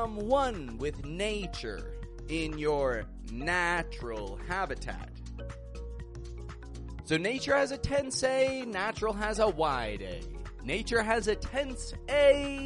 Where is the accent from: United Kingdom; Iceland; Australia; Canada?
Canada; now in Mexico; I'm from Canada. I live in Mexico, and I teach the American accent